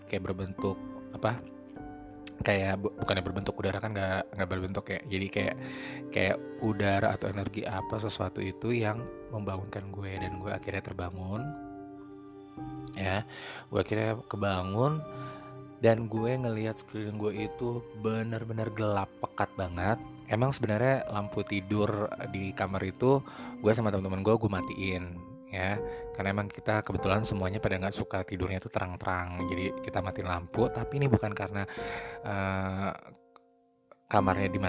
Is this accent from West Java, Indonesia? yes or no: no; Jakarta, Indonesia; accent: Jakarta; jadi gue ini orang Ambon tapi gue lama dan besar dan lahir di Jakarta jadi ya kalian juga udah bisa dengarkan dialek gue nggak ada ambon-ambonnya malah udah Jakarta banget ya